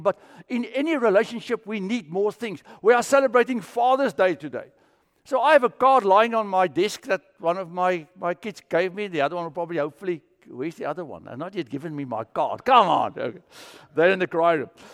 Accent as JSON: {"language": "English", "country": "South Africa", "tie": "born or raised there", "said": "I grew up with it in South Africa."}